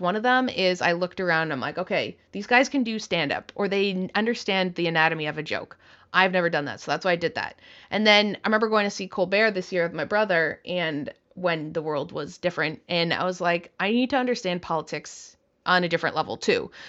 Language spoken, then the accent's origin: English; Canada; now in United States; I'm a Canadian